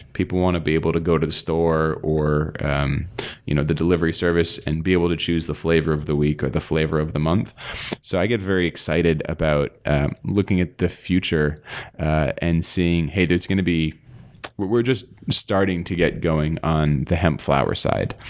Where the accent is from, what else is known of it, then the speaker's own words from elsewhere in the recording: East Coast, United States; moved away; I grew up on the East Coast